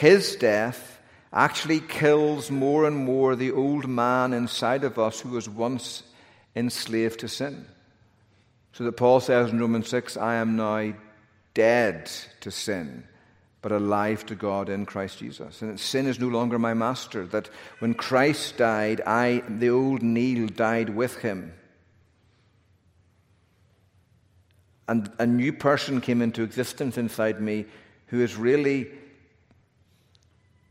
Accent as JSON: {"language": "English", "region": "Northern Ireland", "country": "United Kingdom", "tie": "born or raised there", "accent": "Northern Ireland", "moved": "yes", "lives_now": "United States", "said": "I've got a Northern Ireland accent and a Northern Ireland birth certificate"}